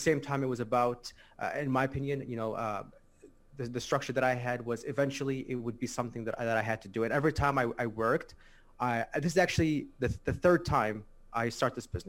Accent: Chicago, Illinois, United States; I'm from Chicago, Illinois. Mm-hmm. In the States. I was born and raised here. I lived here my whole life.

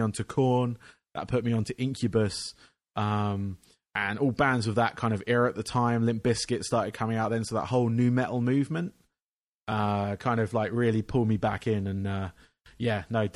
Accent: England, United Kingdom; I grew up in England

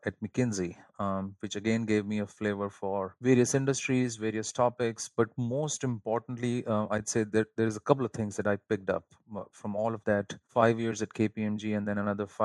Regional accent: India; if you ask any kid in India, there is two things that that kind of get people going there: either the Bollywood movies or cricket.

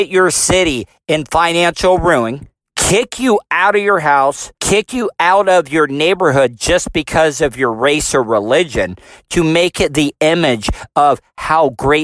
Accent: United States; I'm also an American.

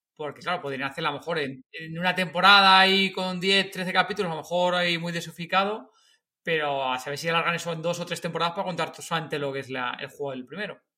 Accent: Madrid, Community of Madrid, Spain; De Madrid, nosotros somos de Madrid.

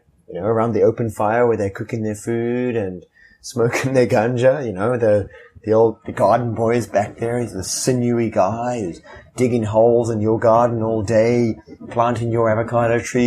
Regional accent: Zimbabwe; moved away as an adult; also born or lived in Lusaka, Zambia; now in United States; my life growing up in Rhodesia was a life of privilege as a white person in Africa

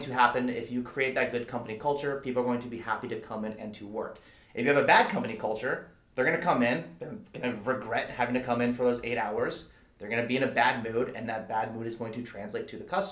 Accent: Calabasas, California, United States; I grew up in Calabasas

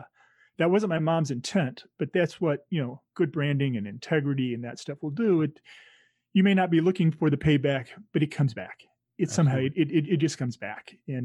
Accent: Illinois, United States; where my wife and I grew up in Illinois, it's a dot on the map, and you're not going to find it.

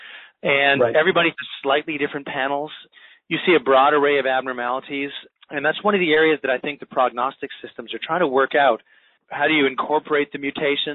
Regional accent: Western Canada, Canada; moved away as an adult; also born or lived in Boston / United Kingdom; now in Jacksonville, United States; I'm originally Canadian and grew up in Western Canada

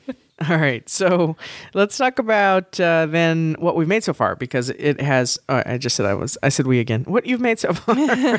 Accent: San Antonio, Texas, United States; So I am Hispanic. I grew up in San Antonio, and my grandparents, at least half of them, were from Mexico. Actually, 75% of them were from Mexico. My other one was, my grandfather was from Central America.

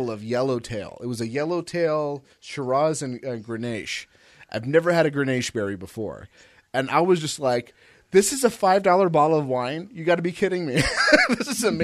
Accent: California, United States; moved away; See, I came from California, and people think would would sometimes like come over or whatever

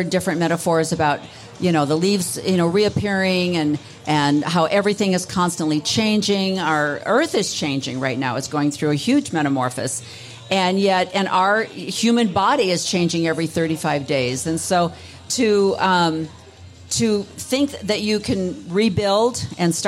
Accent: Chicago, Illinois, United States; also born or lived in Pacific Northwest; now in Arizona, United States; I came from Chicago

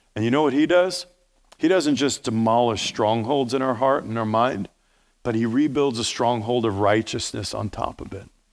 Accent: New York, United States; accent: New York; New York, Steve, that's my native tongue.

